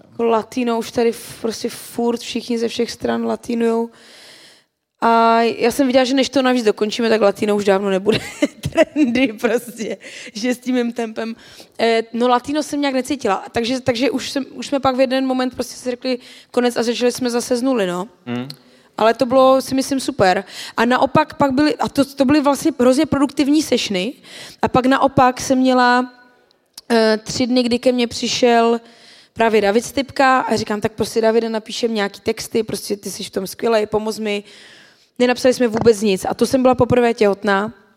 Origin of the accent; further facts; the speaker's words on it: Czechia; tady u nás v Čechách